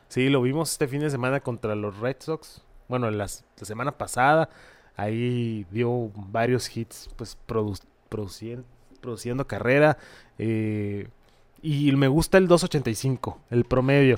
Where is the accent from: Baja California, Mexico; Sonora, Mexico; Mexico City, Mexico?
Sonora, Mexico; Hermosillo; somos mexas, somos de Hermosillo